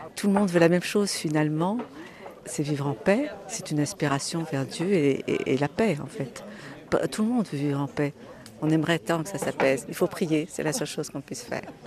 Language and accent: French; Tours, Centre-Val de Loire, France; je suis de Tours, du diocèse de Tours